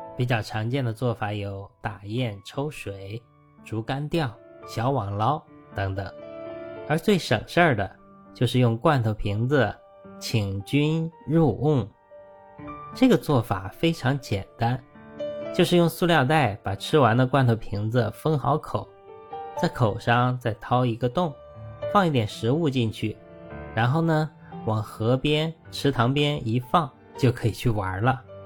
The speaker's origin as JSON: {"language": "Chinese", "region": "northern China", "country": "China", "tie": "born or raised there", "moved": "yes", "said": "我的家乡虽然在北方，但小时候田边都有灌溉用的饮水渠"}